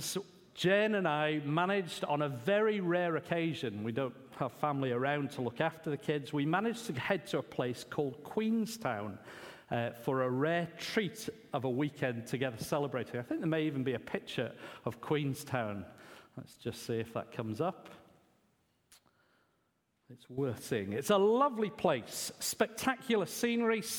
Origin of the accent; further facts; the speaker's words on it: England, United Kingdom; being an Englishman